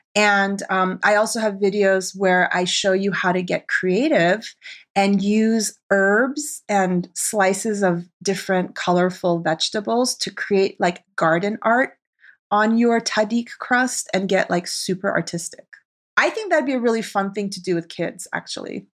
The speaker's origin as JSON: {"language": "English", "region": "Arizona", "country": "United States", "tie": "born or raised there", "also_born_or_lived": "Tehran, Iran / New York City", "moved": "as an adult", "lives_now": "Los Angeles, United States", "said": "Iranian chick growing up in Arizona"}